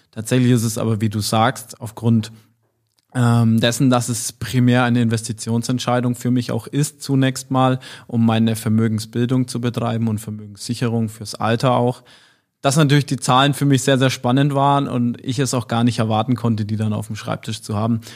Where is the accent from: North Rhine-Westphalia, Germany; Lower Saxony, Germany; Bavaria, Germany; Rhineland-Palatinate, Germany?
Bavaria, Germany; Nuremberg area; moved away; sehr verwurzelt noch mit meiner Heimat bin und ähm, Familie, Freunde, Verwandte in der Regel alle dort zu Hause sind